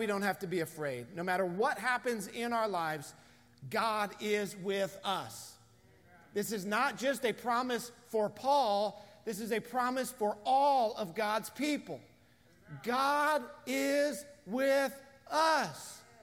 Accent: United States; being an American in 2020

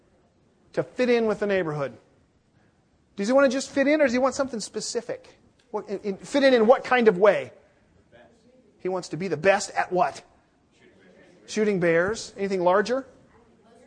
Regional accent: Seattle, Washington, United States; moved away; I'm from Seattle

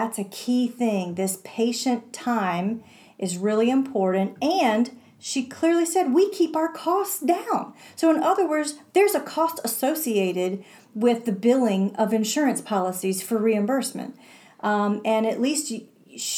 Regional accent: Morganton, North Carolina, United States; a chiropractic office that operates in my hometown

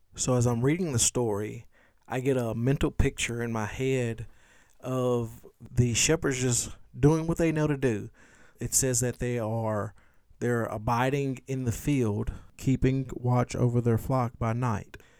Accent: Louisiana, United States; in my short thirty-five years of life growing up in Louisiana

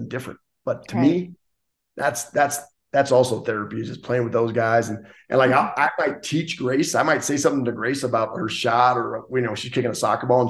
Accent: Gillette, Wyoming, United States; I'm from Gillette, Wyoming

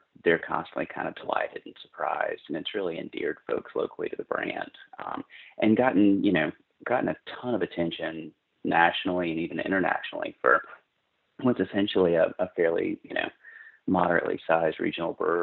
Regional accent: North Carolina, United States; moved away as an adult; also born or lived in New York City; now in Austin, United States; I grew up in North Carolina. In a small mill town in kind of central North Carolina, near sort of in the foothills near the South Carolina border

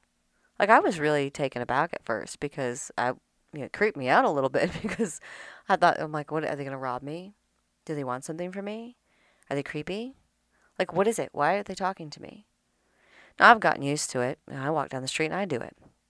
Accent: Midwest, United States; Southern hospitality is different here, but like I said, where I came from the Midwest.

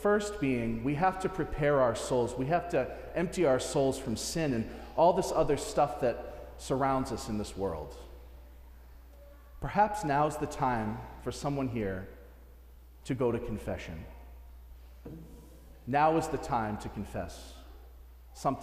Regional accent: Natick, Massachusetts, United States; I'm from Natick, I knew a lot of these families

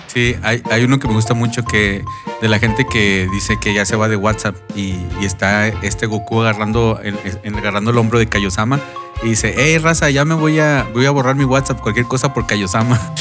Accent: Monterrey, Nuevo León, Mexico; now in United States; yo soy del barrio rudo allá de, de, Monterrey. Y sí, fíjate que este, los, los, regios decimos mucho eso

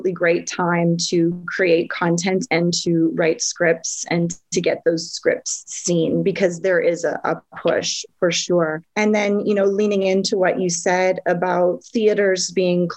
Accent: Vancouver, British Columbia, Canada; They're in my hometown

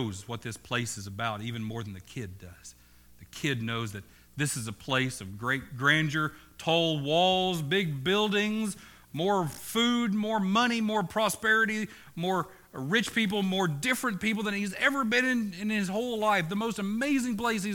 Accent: Oklahoma, United States; now in New England, United States; I'm from Oklahoma

